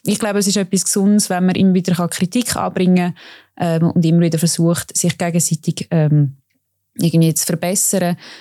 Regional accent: Baden, Aargau, Switzerland; Ich komme ja auch aus Baden, wo die Milchjugend ähm, gegründet worden ist.

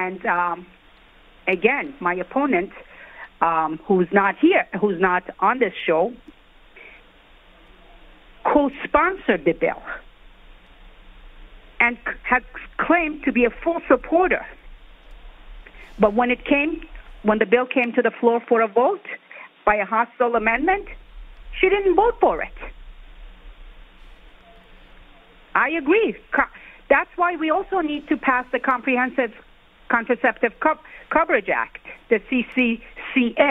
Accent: New York, United States; as a New Yorker

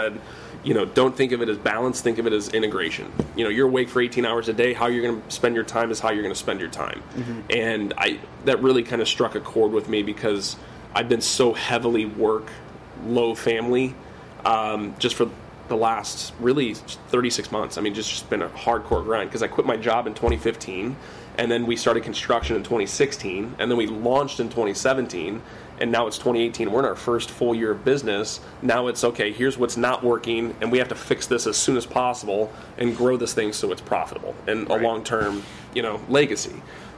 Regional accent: Imperial, Missouri, United States; I grew up down in Imperial, so I played for Fox and Sekman

